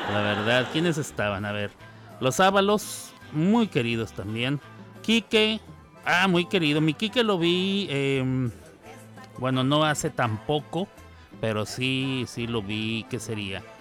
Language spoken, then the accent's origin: Spanish; Ciudad Juárez, Chihuahua, Mexico; moved away as an adult; also born or lived in New York, United States; hace muchos años que salí yo de Ciudad Juárez. Em, muchos años, 25 para ser más exacto. 25 años y tengo 51, o sea, la mitad de mi vida la pasé en, en Nueva York.